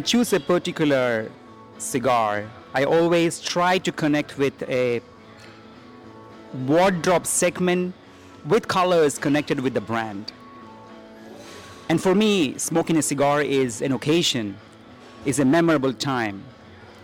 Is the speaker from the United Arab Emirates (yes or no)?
yes; Dubai, United Arab Emirates; I was born in Dubai